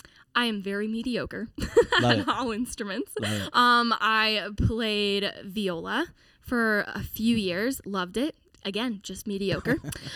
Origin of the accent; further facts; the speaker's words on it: Seattle, Washington, United States; moved away as an adult; now in Nashville, United States; I am a singer-songwriter originally from Seattle, Washington, and now here in Nashville, Tennessee.